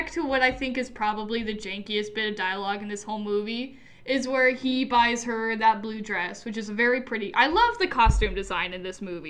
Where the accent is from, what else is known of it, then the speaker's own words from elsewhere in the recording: Russia; all Russian because we're from Russia.